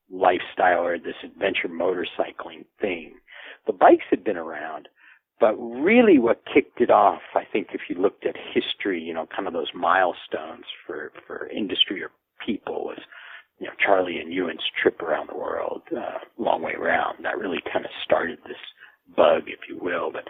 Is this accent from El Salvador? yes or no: yes; El Salvador; born there; also born or lived in Latin America; I've spent a large part of my life overseas in Latin America. Um, I, uh, I was born in El Salvador, actually a month premature in my parents' bedroom.